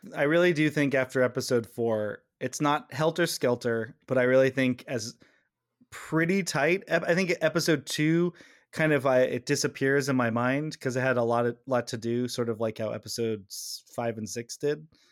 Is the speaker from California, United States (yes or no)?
yes; California, United States; we're both from California